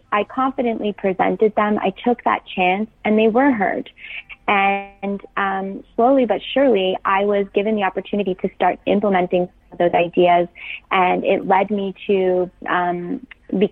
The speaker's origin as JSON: {"language": "English", "town": "Toronto", "region": "Ontario", "country": "Canada", "tie": "born or raised there", "said": "I grew up in Toronto"}